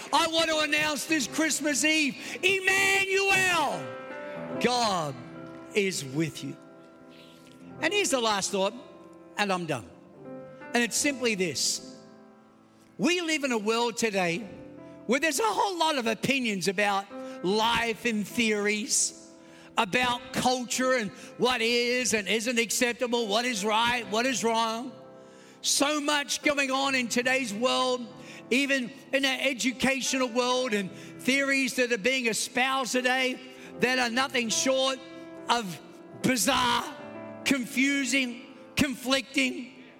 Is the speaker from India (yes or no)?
no; Australia; accent: Australian; moved away as an adult; also born or lived in New York; now in United States; I know I have an Australian accent, but I was born in Queens, New York, kidnapped by aliens, taken to a foreign land. At the age of eight, moved to Australia, but then returned back to the promised land at the age of 35.